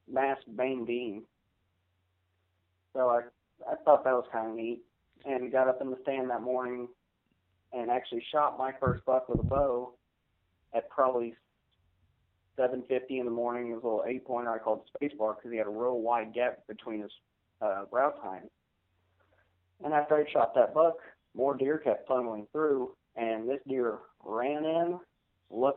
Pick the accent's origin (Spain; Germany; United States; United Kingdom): United States; Wichita, Kansas; I am from Wichita, Kansas